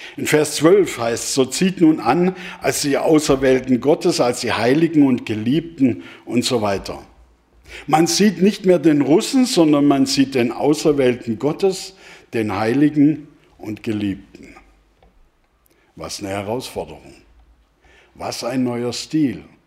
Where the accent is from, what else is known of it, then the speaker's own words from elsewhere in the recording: Germany; als Deutsche